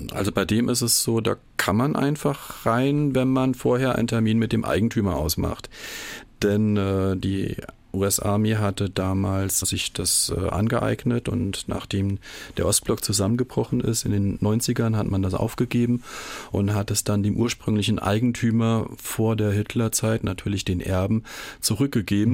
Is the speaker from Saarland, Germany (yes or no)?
yes; Saarland, Germany; bei uns im Saarland